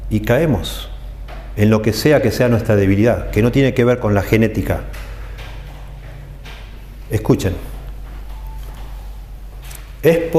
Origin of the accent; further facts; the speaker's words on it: Italy; Spanish is a second language; es posible que yo sea un gritón, pero no es porque soy italiano, es porque aprendí de mi papá, de mi abuelo y copio eso.